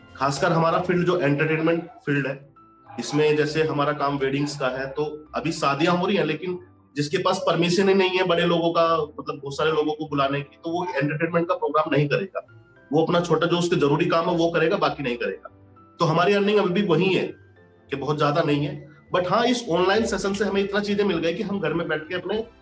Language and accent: Hindi; a village near Meerut, Uttar Pradesh, India; मैं मेरठ शहर यूपी से बिलोंग करता हूँ बेसिकली वैसे अगर बात करें तो मैं एक गांव से बिलोंग करता था बचपन से मैंने प्राइमरी स्कूल